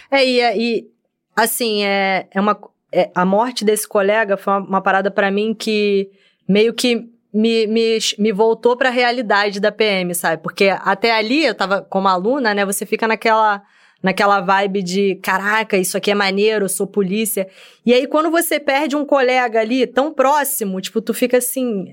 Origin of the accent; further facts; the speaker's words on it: Rio de Janeiro, Brazil; also born or lived in Bangu; Eu, eu nasci em Bangu, fui criada em Senador Camará